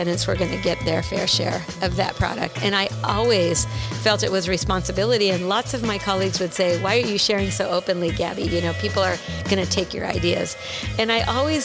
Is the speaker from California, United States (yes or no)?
yes; Los Angeles, California, United States; moved away as an adult; also born or lived in Pismo Beach, California / Fullerton, California; I grew up in the San Fernando Valley.